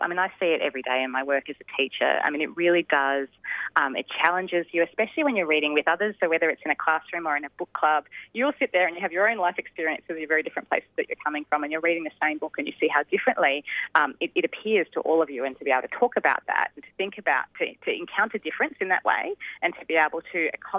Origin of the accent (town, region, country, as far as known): Australia